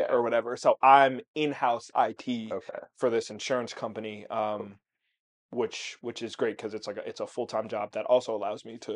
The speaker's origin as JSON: {"language": "English", "region": "Pennsylvania", "country": "United States", "lives_now": "Chicago, United States", "said": "came from Pennsylvania to Chicago"}